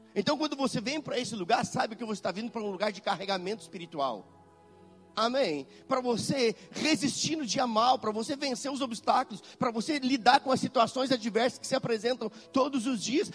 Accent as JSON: {"language": "Portuguese", "region": "Rio Grande do Sul", "country": "Brazil", "also_born_or_lived": "Belo Horizonte, Minas Gerais", "moved": "as an adult", "lives_now": "Caxias do Sul, Brazil", "said": "Mas nós moramos em Belo Horizonte por muito tempo, mas não somos mineiros, não. Algumas pessoas pensam, ah, eles são mineiros. Não, nós somos quase mineiros, mas somos gaúchos"}